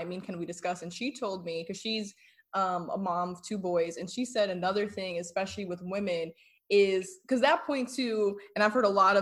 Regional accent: New Jersey, United States; moved away; I'm originally from New Jersey.

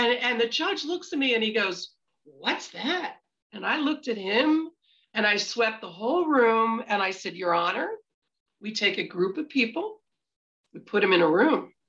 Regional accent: Meadowbrook, Pennsylvania, United States; I'm from Meadowbrook

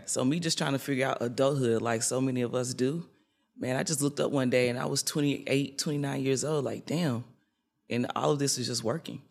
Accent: Nashville, Tennessee, United States; I'm from Nashville, Tennessee

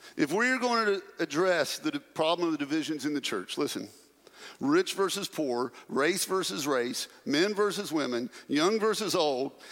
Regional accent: Pratt, United States; born or raised there; now in Murfreesboro, United States

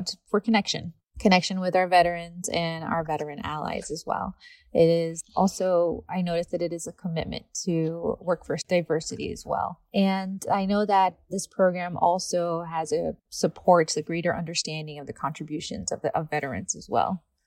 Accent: Rhode Island, United States; moved away as an adult; also born or lived in California; I'm originally from Rhode Island

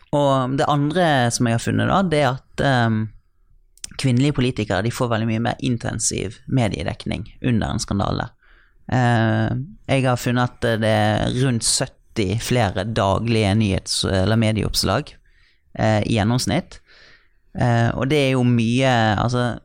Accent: Bergen, Vestland, Norway; Trude Drevland da, fra min hjemby

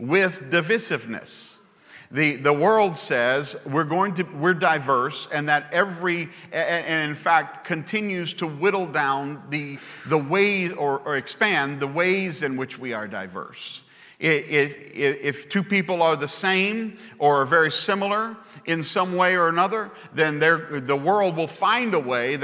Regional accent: Baton Rouge, Louisiana, United States; I come from Baton Rouge, Louisiana

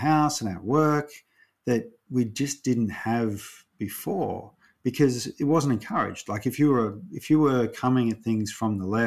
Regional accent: Ballarat, Victoria, Australia; I grew up in Ballarat in a time that was really conservative

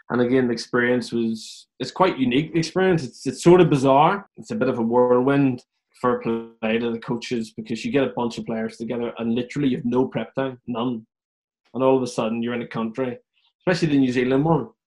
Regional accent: Ireland; growing up in Ireland, the European Cup's everything.

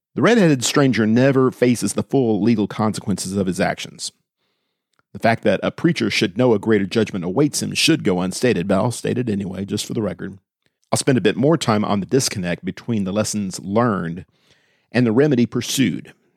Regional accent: Austin, Texas, United States; Growing up in Austin

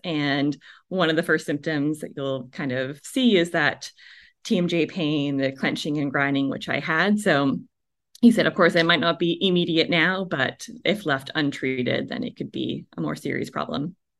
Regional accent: Canada; moved away; also born or lived in Vancouver, BC; I'm from Canada originally

